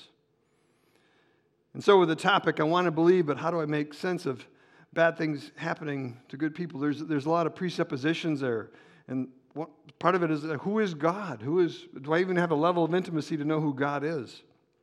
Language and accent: English; Chicago, Illinois, United States; moved away as an adult; I'm from Chicago originally, but I was there for 30 years